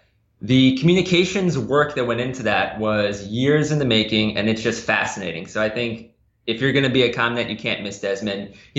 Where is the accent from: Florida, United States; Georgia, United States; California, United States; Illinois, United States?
Florida, United States; my home state of Florida, born and raised